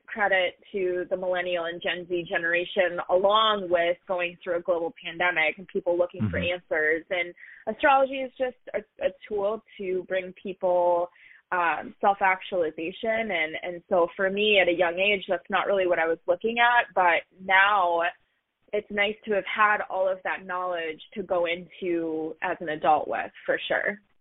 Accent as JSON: {"language": "English", "town": "Duluth", "region": "Minnesota", "country": "United States", "tie": "born or raised there", "also_born_or_lived": "Orlando, Florida", "said": "I was born um, and raised in a smaller town up north in Minnesota called Duluth"}